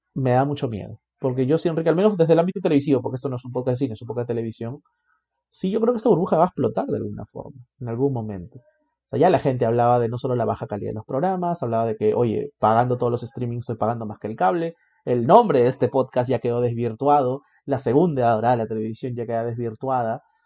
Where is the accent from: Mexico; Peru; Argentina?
Peru